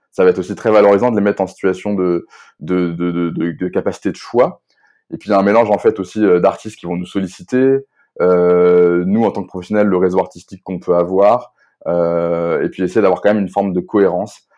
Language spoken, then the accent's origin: French; Rennes, Brittany, France; je suis un jeune Rennais, enfin jeune plus si jeune, mais je suis Rennais